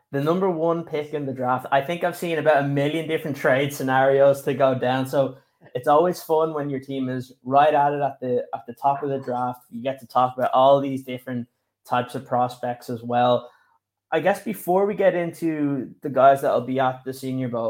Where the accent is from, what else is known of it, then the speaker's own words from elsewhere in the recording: Ireland; You have an Irish lad right here.